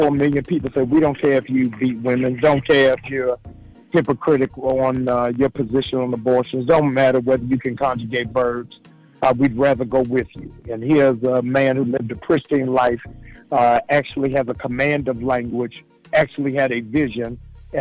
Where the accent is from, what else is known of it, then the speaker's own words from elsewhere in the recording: Maryland, United States; my home state of Maryland